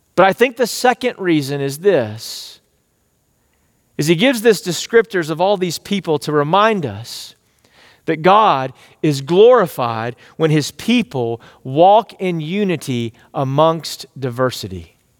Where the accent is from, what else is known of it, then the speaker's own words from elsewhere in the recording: East Texas, United States; growing up in East Texas, I was like, These are my people.